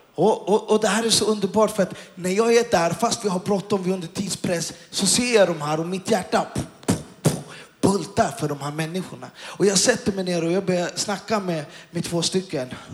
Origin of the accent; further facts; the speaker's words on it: Stockholm, Stockholm County, Sweden; Och jag kommer från Stockholm. Och jag är uppväxt och jag har zigzackat miljonprogrammen och, och, i Stockholm.